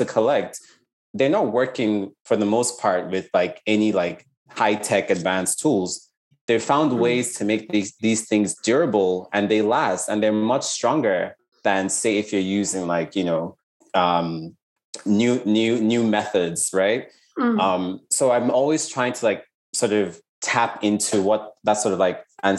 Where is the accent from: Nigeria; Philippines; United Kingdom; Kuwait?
Nigeria; Lagos; I grew up in Lagos, in Nigeria